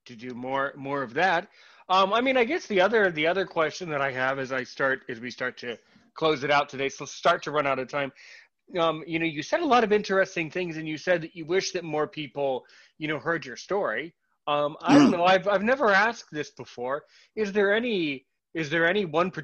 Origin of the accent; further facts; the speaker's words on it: United States; as an American